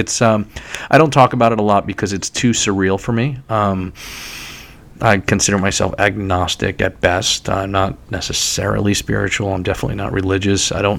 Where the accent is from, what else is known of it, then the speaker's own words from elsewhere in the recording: New York City, New York, United States; moved away as an adult; also born or lived in Syracuse, New York; now in Red Bank, United States; I was born in Staten Island and lived in New York City for many years and still consider myself to be a New Yorker who happens not to live in New York City at this current moment.